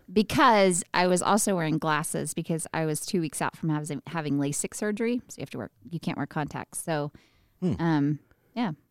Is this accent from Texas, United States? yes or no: yes; Midland, Texas, United States; I was born and raised in Midland, where we live now